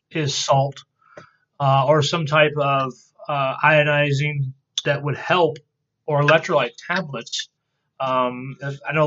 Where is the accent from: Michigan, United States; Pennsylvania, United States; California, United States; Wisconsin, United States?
Michigan, United States; Houghton Lake; Spent a lot of my time up north and growing up in the Houghton Lake area, Higgins Lake area.